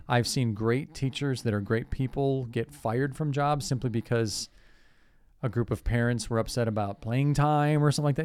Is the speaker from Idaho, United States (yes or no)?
no; Cleveland, Ohio, United States; growing up in Cleveland